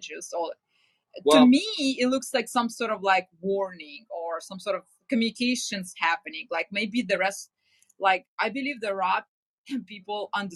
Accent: Ukraine; moved away; I'm from Ukraine originally

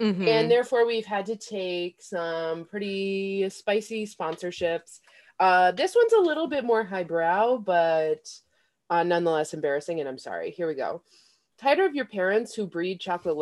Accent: Albany, United States; my hometown of Albany

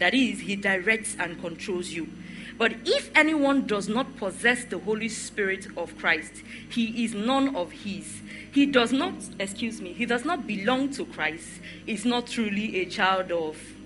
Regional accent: the East, eastern Nigeria, Nigeria; also born or lived in Benin City, Nigeria / Warri, Nigeria; now in Lagos, Nigeria; I am an Igbo girl. I grew up in the East. I went to school in Benin. And then I stayed a bit in Warri, and then I moved to Lagos

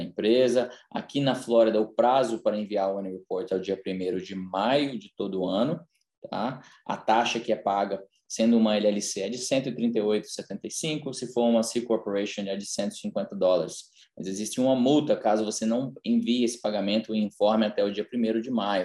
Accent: Brazil; now in United States; nasci no Brasil, mas já moro aqui nos Estados Unidos há mais de 20 anos

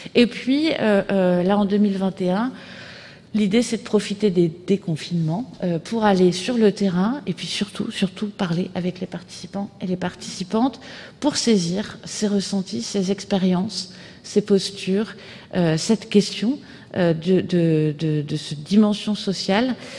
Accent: France; chez nous, en France

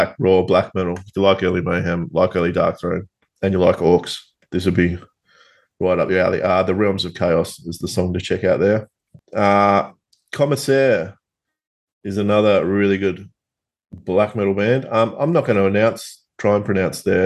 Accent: Tasmania, Australia; accent: Tasmanian; my Tasmanian accent

